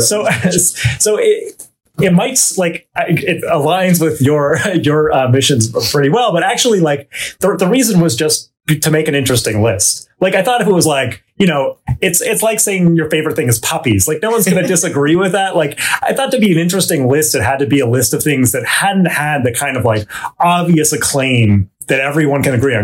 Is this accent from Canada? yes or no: yes; Vancouver, British Columbia, Canada; moved away; I grew up in uh, Vancouver, British Columbia, Canada.